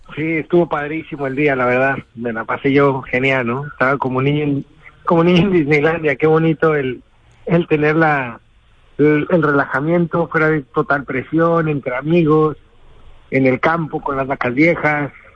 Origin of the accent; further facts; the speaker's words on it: Mexico; Yo como toro mexicano